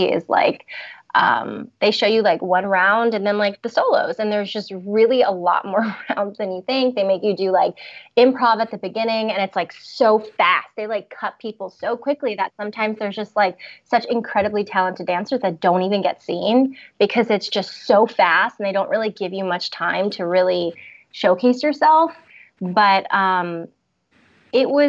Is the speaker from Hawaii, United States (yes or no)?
no; Florida, United States; also born or lived in Montreal, Canada / New York City; I was born in Montreal, Canada. So I'm originally from Canada, but I grew up in Florida for most of my life